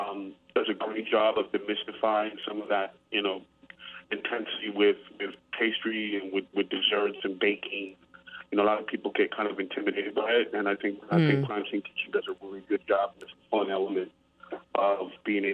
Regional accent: New York City, New York, United States; moved away as an adult; now in New Orleans, United States; I grew up in New York City

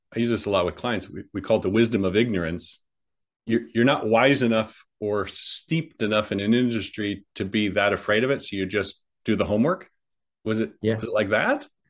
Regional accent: Midwest, United States; moved away as an adult; also born or lived in California; I was raised in the Midwest, and obviously, I and then I moved migrated to California at 18.

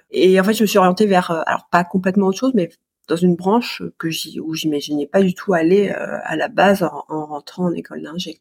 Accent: Grenoble, Auvergne-Rhône-Alpes, France; now in Paris region, France; je suis originaire de Grenoble.

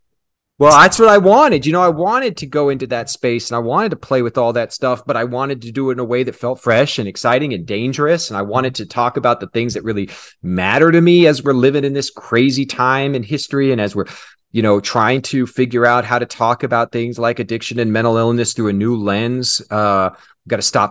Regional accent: Kansas City, United States; So I grew up in Kansas City. Mm-hmm. In a very conservative

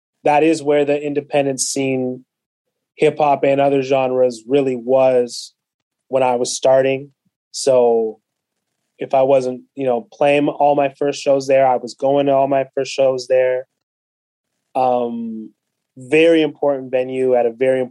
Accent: London, Ontario, Canada; also born or lived in Kenya; my hometown of London, Ontario

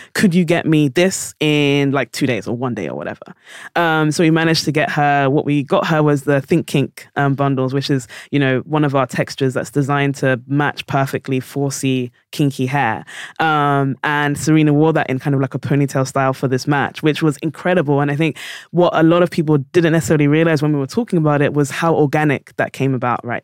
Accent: London, United Kingdom; I was born in South London

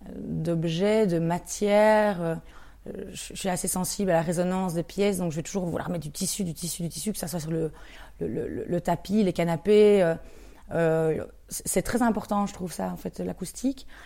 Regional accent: Andenne, Wallonia, Belgium; quelqu'un qui vient d'Andenne, donc euh, de là où, je viens, près de, près de Namur

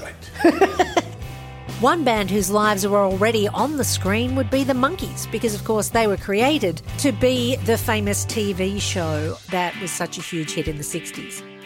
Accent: Australia; in my hometown

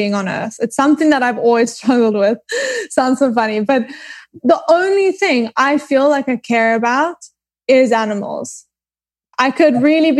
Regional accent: Johannesburg, Gauteng, South Africa; moved away as an adult; also born or lived in Cape Town, South Africa / New York, United States; now in Los Angeles, United States; I was born in Cape Town, grew up in Johannesburg, and then moved back to Cape Town

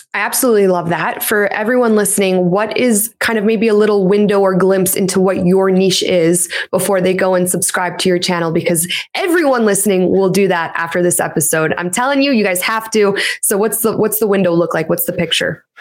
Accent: Canada; My parents were born in Poland, and I'm the first person here in Canada

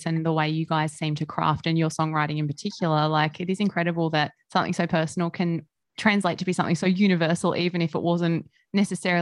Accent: Gold Coast, Queensland, Australia; I'm from the Gold Coast

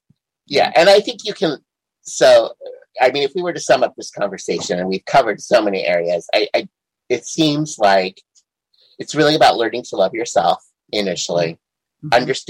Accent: South Dakota, United States; I grew up in South Dakota, very Midwestern, you know, family.

